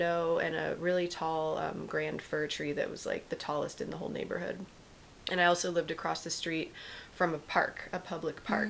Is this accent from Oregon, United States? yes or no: yes; Oregon, United States; moved away as an adult; also born or lived in Mill Valley, California / Los Angeles, California; then my mom and I moved up to Oregon, and I was raised up amongst the trees, the cedars there, until I was 18